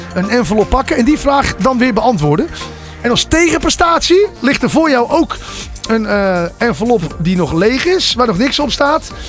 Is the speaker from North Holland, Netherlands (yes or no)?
yes; North Holland, Netherlands; ik kom zelf uit Noord-Holland